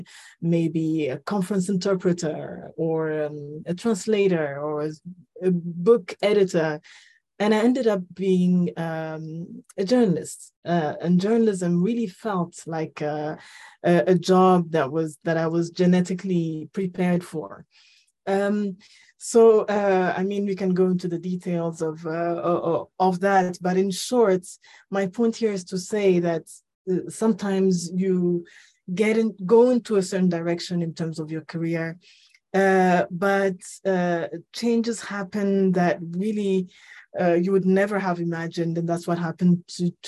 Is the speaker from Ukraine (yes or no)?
no; Ethiopia; moved away; also born or lived in Rwanda / Nairobi, Kenya; I'm from Rwanda, but I was born and raised in Ethiopia. Lived in Nairobi for over